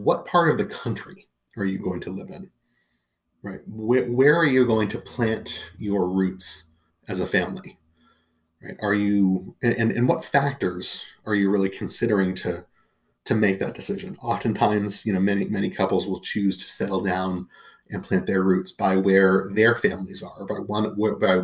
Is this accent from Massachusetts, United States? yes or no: yes; Massachusetts, United States; moved away; also born or lived in Washington, D.C.; I grew up in Massachusetts